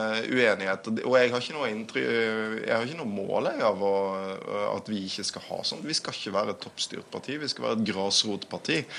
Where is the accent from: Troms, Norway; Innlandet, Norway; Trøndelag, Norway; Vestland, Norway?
Vestland, Norway; Bergen; min hjemby Bergen